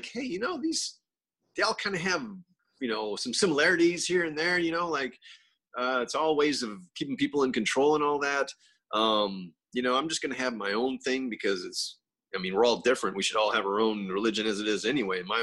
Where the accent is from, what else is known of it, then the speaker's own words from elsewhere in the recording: Florida, United States; I'm actually from Florida.